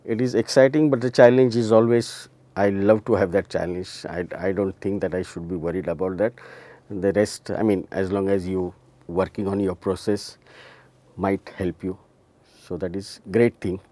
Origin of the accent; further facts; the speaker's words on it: Mumbai, Maharashtra, India; we are from Mumbai